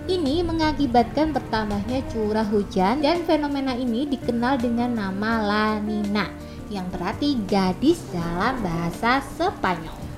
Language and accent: Indonesian; Surabaya, East Java, Indonesia; Malu lah kalau kita warga Surabaya masih suka buang sampah sembarangan nih kak